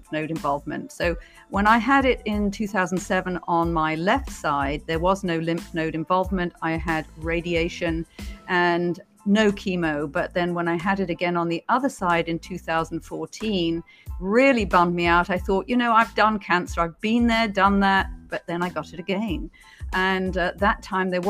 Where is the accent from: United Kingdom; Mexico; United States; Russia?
United Kingdom; moved away; also born or lived in Beijing; as you can probably tell from my accent, I'm originally from Britain